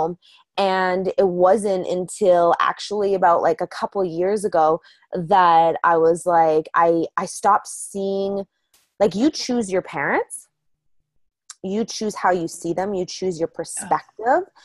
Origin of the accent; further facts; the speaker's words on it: Calgary, Alberta, Canada; I grew up in Calgary, Alberta.